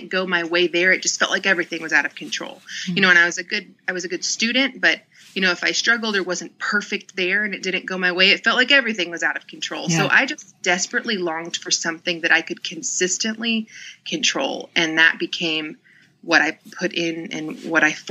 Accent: the Bible Belt, United States; now in Atlanta, United States; I grew up in the Bible Belt. I'm in Atlanta

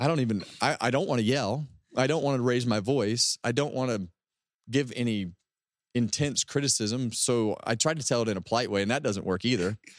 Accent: West Coast, United States; I'm from the West Coast

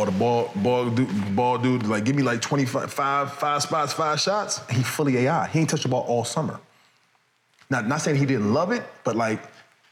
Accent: Chicago, Illinois, United States; I'm from the South Side of Chicago

